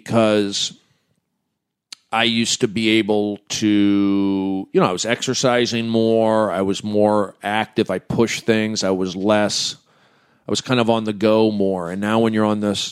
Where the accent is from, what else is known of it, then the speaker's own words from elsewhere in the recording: the San Fernando Valley, California, United States; I'm from the Valley